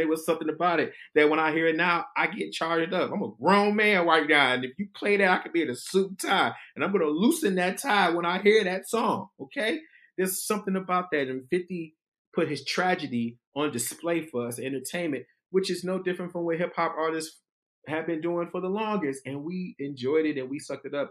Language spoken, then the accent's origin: English; Detroit, Michigan, United States; moved away as an adult; also born or lived in Washington, D.C.; I'm a kid from Detroit